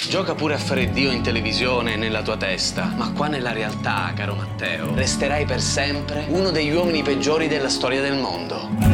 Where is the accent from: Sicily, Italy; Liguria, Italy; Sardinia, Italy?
Sicily, Italy; Palermo; sono nato a Palermo da genitori di Isola delle Femmine